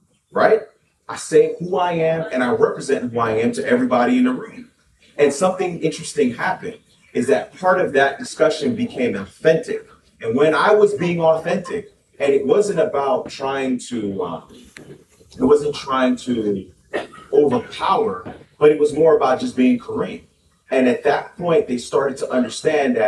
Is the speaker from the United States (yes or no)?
yes; Miami-Dade County, Florida, United States; moved away; I was born in Miami-Dade County, so I'm a Florida man